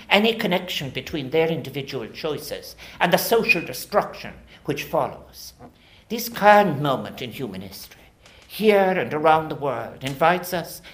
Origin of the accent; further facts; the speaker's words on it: Ireland; as both Irish and global citizens